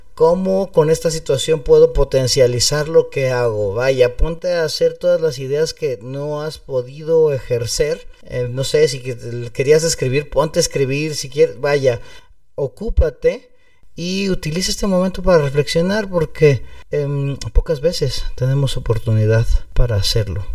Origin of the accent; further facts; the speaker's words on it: Mexico; aquí en México